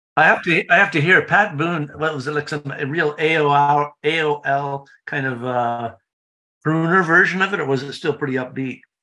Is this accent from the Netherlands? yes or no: no; Toronto, Ontario, Canada; now in Indiana, United States; I'm a transplant. I'm Canadian. I'm from Toronto